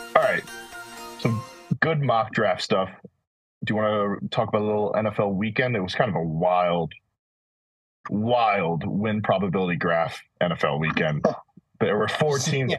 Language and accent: English; United States; we're American